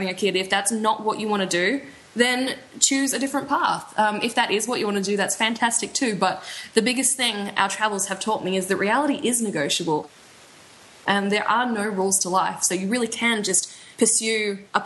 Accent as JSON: {"language": "English", "country": "Australia", "moved": "yes", "said": "I'm from Australia"}